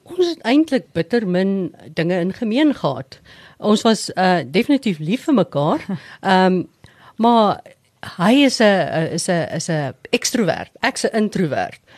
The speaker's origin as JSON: {"language": "Afrikaans", "town": "Sabie", "region": "Mpumalanga", "country": "South Africa", "tie": "born or raised there", "also_born_or_lived": "Witbank / Pretoria", "moved": "as an adult", "said": "ek het grootendeels op Sabie groot geword in die Oos-Transvaal"}